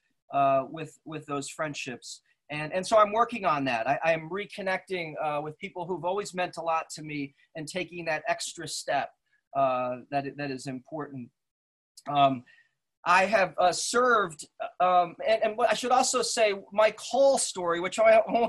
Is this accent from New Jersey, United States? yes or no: yes; West Caldwell, New Jersey, United States; I grew up in Essex County in West Caldwell, a predominantly white community, son of Swiss immigrants